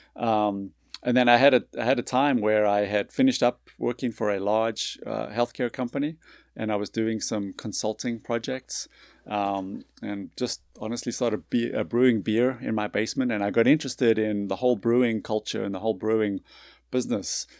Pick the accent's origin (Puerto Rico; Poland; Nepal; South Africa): South Africa; moved away as an adult; also born or lived in North Carolina / New York City / Boston / Long Island, New York; now in Birmingham, United States; I grew up in South Africa